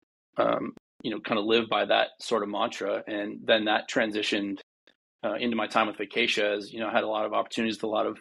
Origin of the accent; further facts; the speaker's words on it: Duluth, Minnesota, United States; moved away as an adult; also born or lived in St. Cloud, Minnesota / Maui, Hawaii; I grew up in Duluth, Minnesota, which, if anybody's familiar, is about 100 miles from the Canadian border.